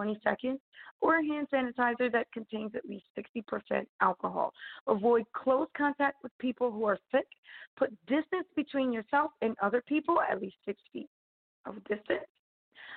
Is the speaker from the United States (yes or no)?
yes; United States; as an American